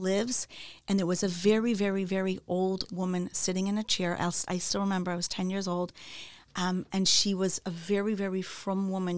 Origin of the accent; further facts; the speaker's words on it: Chicago, Illinois, United States; also born or lived in Wilmette, Illinois; So, um, I grew up in Chicago. I was born in Chicago, in the city.